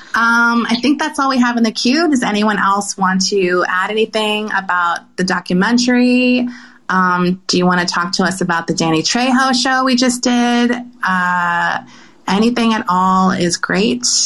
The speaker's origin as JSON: {"language": "English", "region": "California", "country": "United States", "said": "I'm from California"}